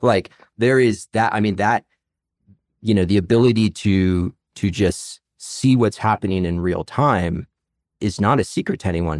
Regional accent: Arlington, Virginia, United States; I'm actually a native of this area. I grew up in Arlington, Virginia.

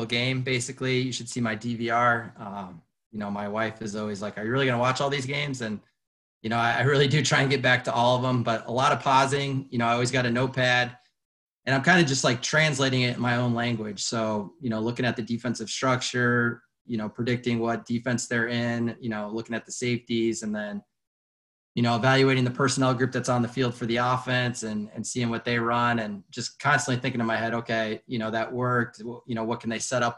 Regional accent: Colorado, United States; moved away as an adult; also born or lived in Lake Forest, Illinois; now in Illinois, United States; I'm actually originally from Colorado

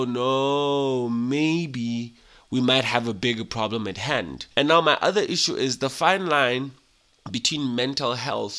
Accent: Lesotho; being a Mosotho, born and raised in Lesotho by Basotho parents

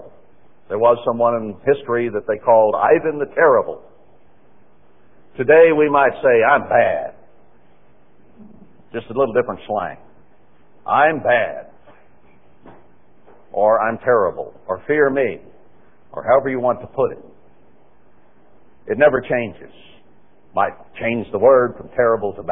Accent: Texas, United States; I was born in Texas

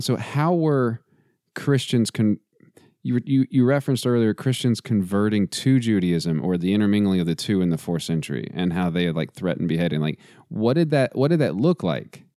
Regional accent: Texas, United States; I'm also from Texas, and so football is literally in my DNA

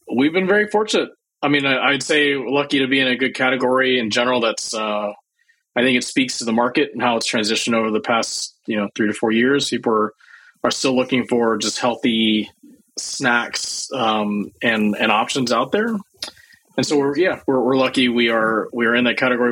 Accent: Starkville, Mississippi, United States; moved away as an adult; also born or lived in Champaign-Urbana, Illinois; growing up in Mississippi

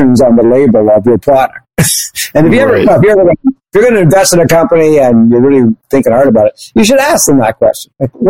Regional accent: Canada; I'm Canadian

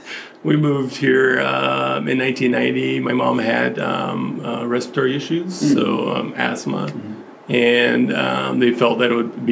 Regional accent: Chicago, Illinois, United States; also born or lived in Romania; now in California, United States; I was born in Romania. I was 5 years old when we immigrated to the United States. 1985, and then we lived Chicago.

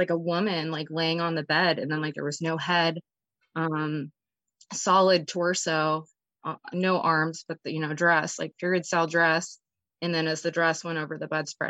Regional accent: San Diego, California, United States; I grew up in Southern California in San Diego

